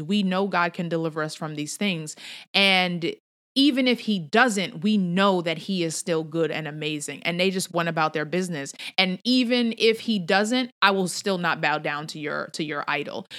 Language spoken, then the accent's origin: English; New York City, New York, United States; moved away; I'm a New Yorker at heart